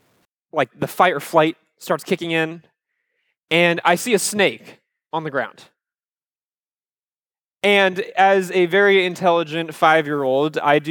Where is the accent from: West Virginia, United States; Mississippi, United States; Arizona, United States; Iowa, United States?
Iowa, United States; Cedar Rapids; I love Iowa. I grew up in Cedar Rapids, Iowa, which is, if you've never been there before, think of a town like Fort Myers, about the same size.